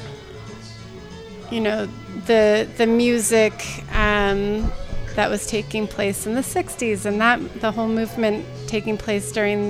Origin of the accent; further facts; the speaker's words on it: New Mexico, United States; moved away as an adult; also born or lived in Santa Barbara, California; now in San Francisco Bay Area, United States; I grew up in New Mexico